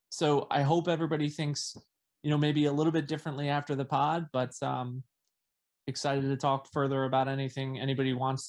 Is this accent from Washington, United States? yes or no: no; New York, United States; And I'm a New Yorker myself too